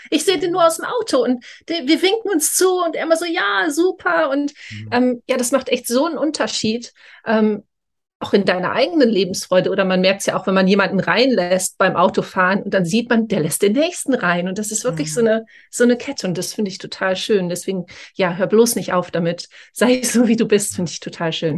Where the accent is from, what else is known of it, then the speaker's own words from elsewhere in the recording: Germany; now in Scotland, United Kingdom; weil ich komme aus Deutschland, ich wohne aber schon sehr, sehr lange in Großbritannien, also in Schottland